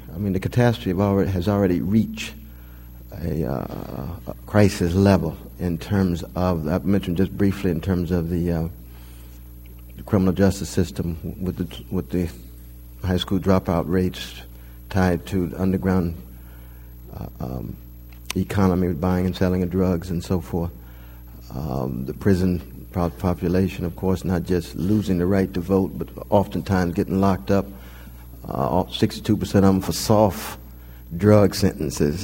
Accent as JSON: {"language": "English", "town": "Sacramento", "region": "California", "country": "United States", "tie": "born or raised there", "said": "I grew up in California, and so the black community was right in one corner, the brown was in the next"}